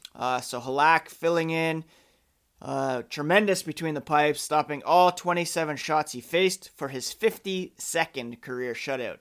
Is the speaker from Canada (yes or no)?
yes; Canada; me being Canadian